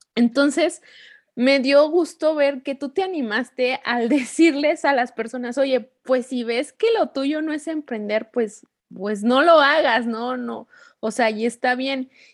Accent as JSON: {"language": "Spanish", "town": "Torreón", "region": "Coahuila", "country": "Mexico", "moved": "yes", "lives_now": "Querétaro, Mexico", "said": "de donde yo soy, bueno, soy de Torreón, Coahuila"}